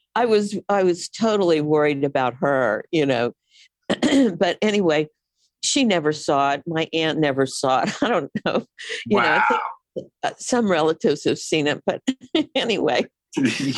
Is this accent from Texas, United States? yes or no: yes; Houston, Texas, United States; moved away as an adult; also born or lived in New York; I'm from Houston. You know, that's where I lived the first 18 years of my life